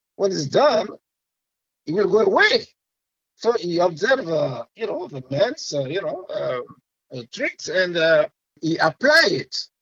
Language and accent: English; Côte d’Ivoire; first language French; English is a second language; moved away as an adult; now in Los Angeles, United States; I'm from West Africa, but Ivory Coast, called Cote d'Ivoire.